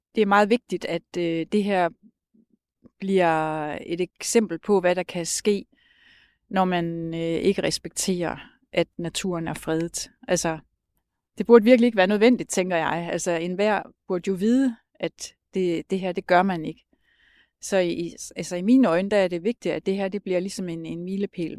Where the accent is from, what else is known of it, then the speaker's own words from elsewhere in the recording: Skagen, North Denmark Region, Denmark; jeg er født og opvokset i Skagen, og har boet her det meste af mit liv.